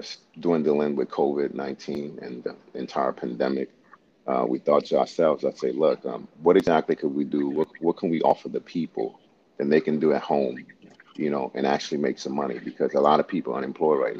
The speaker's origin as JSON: {"language": "English", "country": "Honduras", "tie": "born or raised there", "moved": "yes", "lives_now": "South Korea", "said": "I was born in Honduras, Central America"}